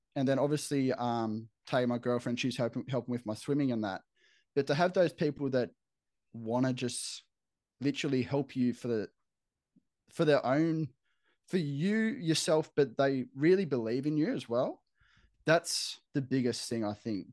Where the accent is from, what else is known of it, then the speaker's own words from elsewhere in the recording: Camden, New South Wales, Australia; moved away as an adult; now in Brisbane, Australia; growing up in Camden where I grew up